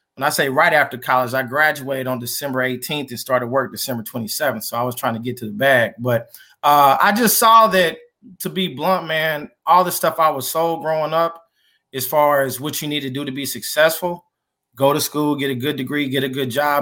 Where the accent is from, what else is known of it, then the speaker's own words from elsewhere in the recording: Kansas City, United States; also born or lived in Iowa; born and raised in Kansas City